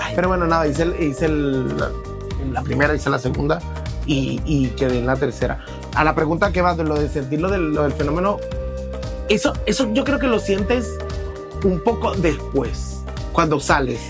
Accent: Venezuela; now in Spain; somos venezolanos

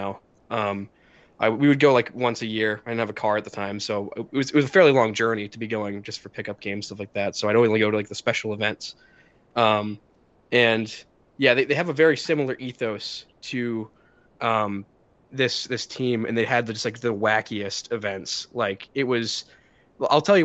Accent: Maine, United States; moved away as an adult; I'm from Maine originally, and I lived there for 18 years of my life.

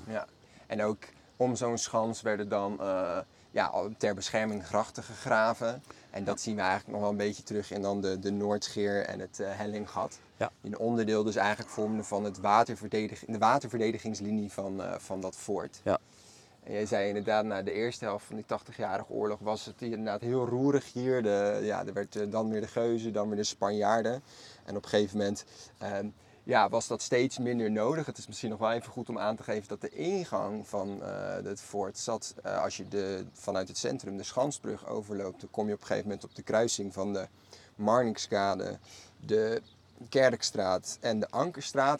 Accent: Maassluis, South Holland, Netherlands; Allebei zijn wij geboren en getogen in Maassluis

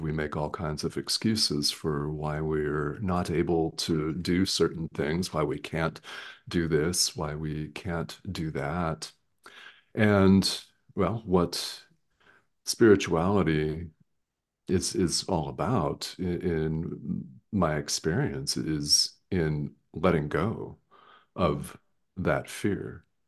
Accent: Arizona, United States; I'm from Arizona in the United States

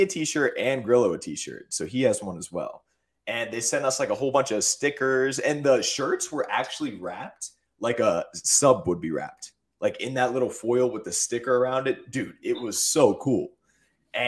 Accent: United States; I'm from the tri-state area. There's Sheetz all over there. So I grew up on Sheetz

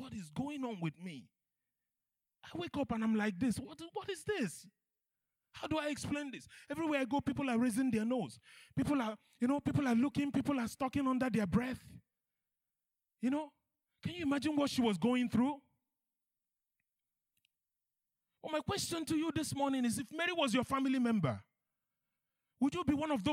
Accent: Nigeria; I'm Nigerian

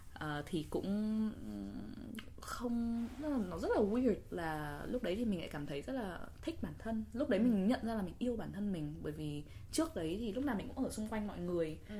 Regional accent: Vietnam; now in New York, United States; mình là người Việt

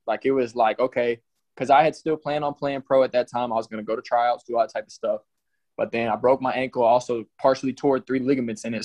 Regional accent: College Station, Texas, United States; I'm from College Station. I moved here in sixth grade.

